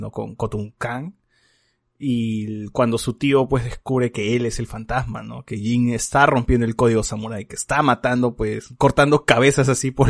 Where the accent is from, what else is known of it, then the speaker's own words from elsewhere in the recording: Lima, Peru; tengo que salir de mi burbuja, y decir que soy eh, de Lima rural, pues, ¿no?